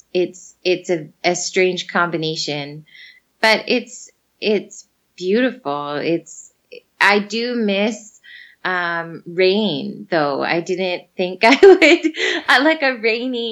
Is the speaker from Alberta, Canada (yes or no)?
yes; Fort McMurray, Alberta, Canada; moved away as an adult; I'm from Fort McMurray and it gets to minus 50